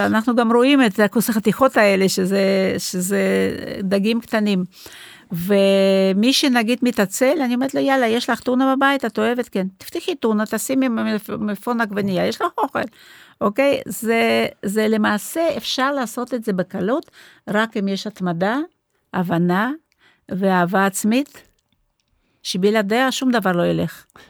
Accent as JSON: {"language": "Hebrew", "region": "Moscow", "country": "Russia", "tie": "born or raised there", "also_born_or_lived": "Rehovot, Israel", "second_language": "Hebrew", "moved": "as an adult", "lives_now": "Israel", "said": "אני הרי לא נולדתי פה, נולדתי במוסקבה, באתי לפה בגיל 25"}